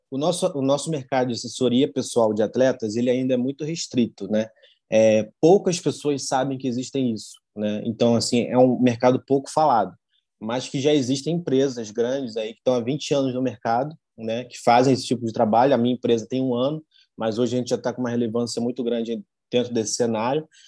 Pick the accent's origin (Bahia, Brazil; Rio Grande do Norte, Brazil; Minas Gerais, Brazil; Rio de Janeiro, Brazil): Rio de Janeiro, Brazil; Duque de Caxias; eu venho de Caxias, né, de uma zona que eu posso dizer que, que nunca vi ninguém falar para mim de, jornalismo